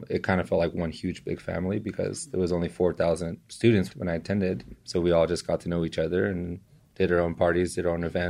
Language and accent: English; East Los Angeles, California, United States; now in San Francisco, United States; I am from East LA. I was born and raised. We were just talking about this throughout Southern California. So I've lived everywhere in Southgate.